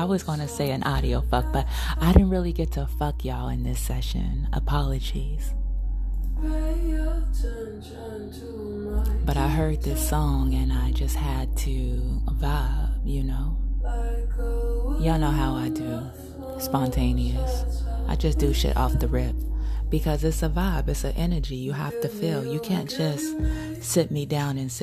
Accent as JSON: {"language": "English", "town": "New York City", "region": "New York", "country": "United States", "said": "I'm from Coney Island."}